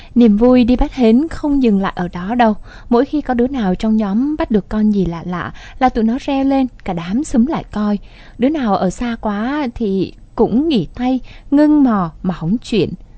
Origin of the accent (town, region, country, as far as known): Vietnam; born or raised there; moved away